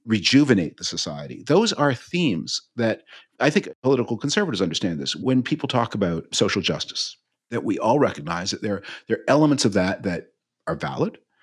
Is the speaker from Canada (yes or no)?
yes; Canada; moved away; as a Canadian